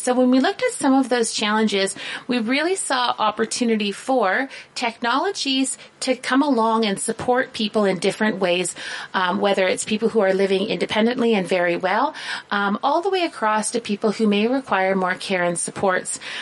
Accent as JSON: {"language": "English", "region": "southern Ontario", "country": "Canada", "tie": "born or raised there", "said": "I come from a very small town in southern Ontario. We still don't have a traffic light. That's how small we are"}